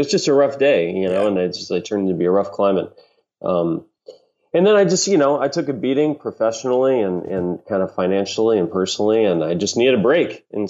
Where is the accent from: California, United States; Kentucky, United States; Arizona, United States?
Kentucky, United States; also born or lived in Milwaukee, Wisconsin; I was born in Milwaukee. {S1} Okay. {S3} Raised in Kentucky.